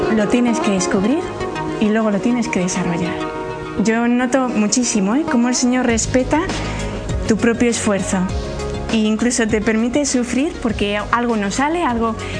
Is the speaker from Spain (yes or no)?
yes; Santander, Cantabria, Spain; Yo nací en Santander